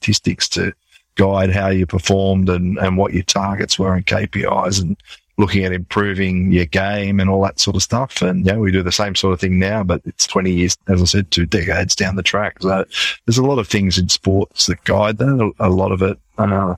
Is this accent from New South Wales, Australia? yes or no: yes; Sydney, New South Wales, Australia; moved away as an adult; also born or lived in Canberra; now in Sydney, Australia; I was moving from Canberra back to Sydney, where I grew up